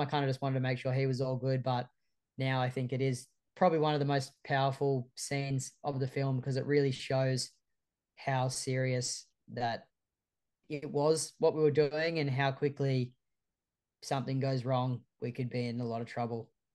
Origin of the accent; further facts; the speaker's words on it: Sydney, New South Wales, Australia; the four of us growing up in Sydney's northern beaches